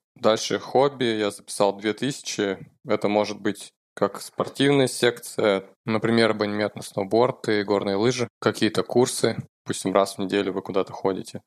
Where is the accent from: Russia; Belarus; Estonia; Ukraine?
Russia; Novosibirsk, Novosibirsk Oblast; moved away as an adult; now in Oslo, Norway; я программист из Новосибирска. Я уже 10 лет живу в Осло, в Норвегии